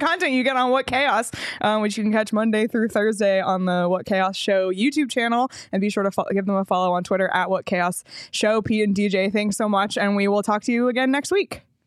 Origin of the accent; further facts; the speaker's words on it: Toronto, Ontario, Canada; now in Arizona, United States; my hometown team, the Raptors